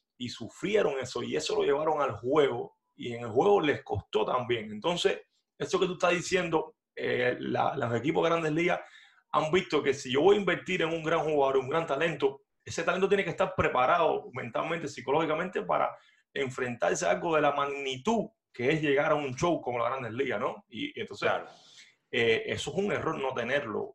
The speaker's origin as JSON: {"language": "Spanish", "country": "Cuba", "also_born_or_lived": "Havana / Miami", "moved": "as an adult", "lives_now": "United States"}